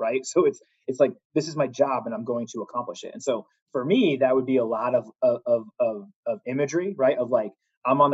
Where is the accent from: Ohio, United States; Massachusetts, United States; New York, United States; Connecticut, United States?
Connecticut, United States; moved away; I'm from Connecticut originally